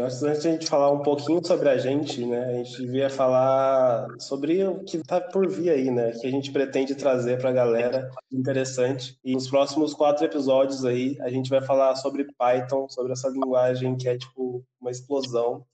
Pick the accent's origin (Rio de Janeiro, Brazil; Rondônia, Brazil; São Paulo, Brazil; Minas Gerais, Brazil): Minas Gerais, Brazil; Lavras; moved away as an adult; now in Santa Catarina, Brazil; Eu nasci em Minas Gerais, numa cidadezinha chamada Lavras, bem no interior